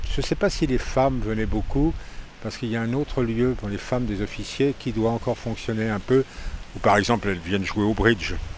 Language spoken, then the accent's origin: French; Saint-Malo, Brittany, France; je suis né à Saint-Malo